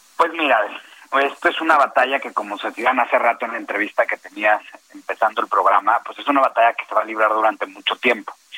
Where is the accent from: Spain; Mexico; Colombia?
Mexico; no soy un mal mexicano